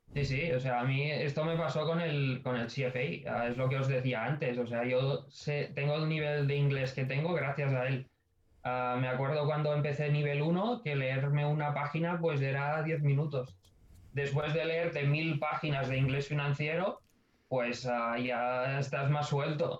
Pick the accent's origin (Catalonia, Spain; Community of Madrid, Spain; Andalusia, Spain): Catalonia, Spain; Ebro Delta; moved away as an adult; now in Barcelona, Spain; Yo soy del Delta del Ebro y, y estaba dos horas de aquí de Barcelona.